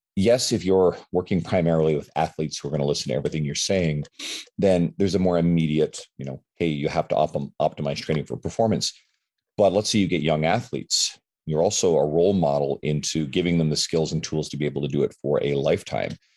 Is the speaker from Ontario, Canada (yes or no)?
no; St. John's, Newfoundland and Labrador, Canada; now in Edmonton, Canada; I'm from um, originally from the east coast of Canada, St. John's, Newfoundland, but I live in Edmonton, Alberta